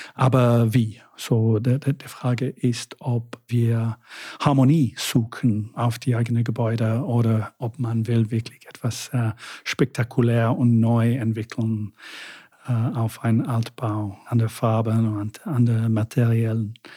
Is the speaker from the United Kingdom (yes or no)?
yes; United Kingdom; first language English; German is a second language; now in Vienna, Austria; Englisch ist meine Muttersprache und viele Leute lieben es, wie, die, wie wir Briten